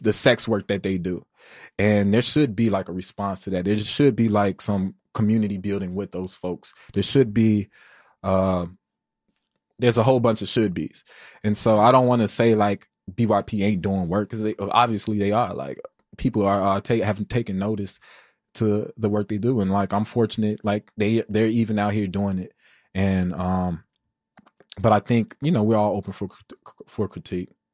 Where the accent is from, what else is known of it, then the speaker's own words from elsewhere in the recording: Chicago, Illinois, United States; I'm from the Wild Hundreds.